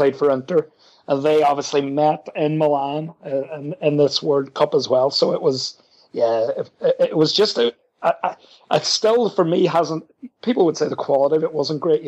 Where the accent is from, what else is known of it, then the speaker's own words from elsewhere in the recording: Ireland; as an Irishman, I was 11